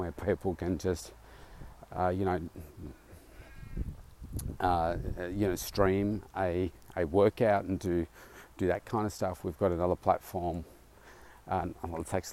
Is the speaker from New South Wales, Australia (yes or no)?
no; Melbourne, Victoria, Australia; my hometown here, Melbourne